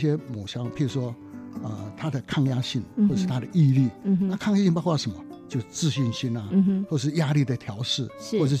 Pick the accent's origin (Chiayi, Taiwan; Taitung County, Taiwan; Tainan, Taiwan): Taitung County, Taiwan; 因为我故乡在台东嘛，那台东就是有一个天主教的学校，是非常木工非常有名的学校哦。